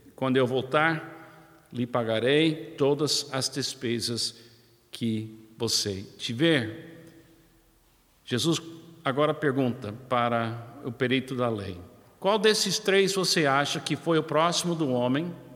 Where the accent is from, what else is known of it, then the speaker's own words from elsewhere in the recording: United States; Portuguese is a second language; now in Brazil; Eu, como americano, é muito claro para mim, na minha infância, e conhecendo a história do meu país